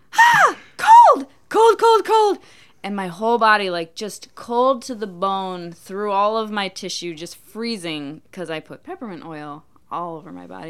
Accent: Minnesota, United States; moved away; I grew up in Minnesota

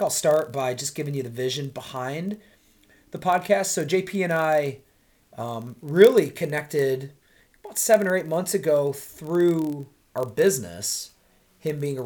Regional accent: Rochester, New York, United States; moved away as an adult; now in Charlotte, United States; originally from upstate New York, Rochester, New York

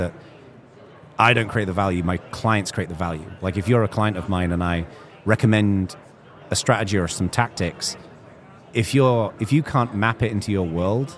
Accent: England, United Kingdom; when I grew up in England

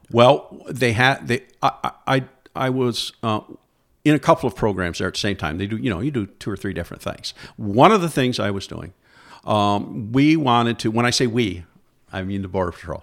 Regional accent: Alexandria Bay, New York, United States; I grew up in Alexandria Bay, New York, over on the Saint Lawrence River, uh, by Watertown

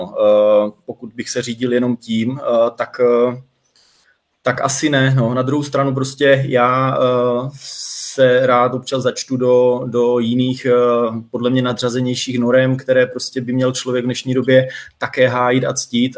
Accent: Troubky, Olomouc Region, Czechia; moved away; pocházím z Troubek, byť dnes v Troubkách nebydlím

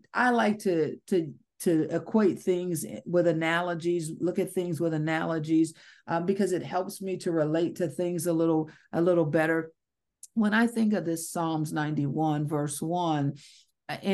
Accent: Ohio, United States; moved away as an adult; now in Georgia, United States; I'm from Ohio. We had tornadoes. I'm now in Georgia.

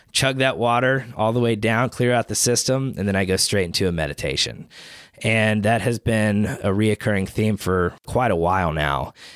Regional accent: Chattanooga, Tennessee, United States; I'm born and raised in Chattanooga

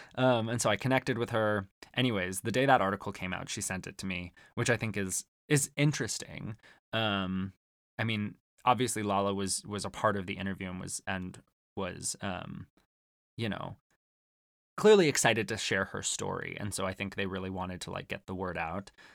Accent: Arizona, United States; growing up in Arizona

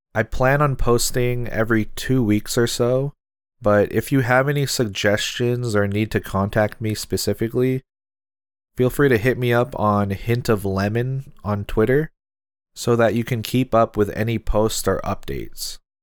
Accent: Seattle, Washington, United States; I'm Filipino American and from Seattle, Washington

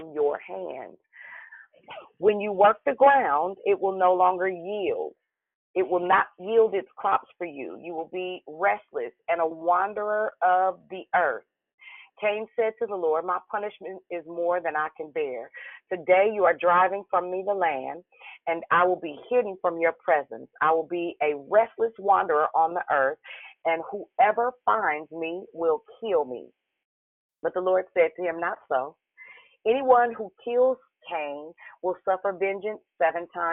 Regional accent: Richmond, California, United States; now in Vallejo, United States; I'm from Richmond

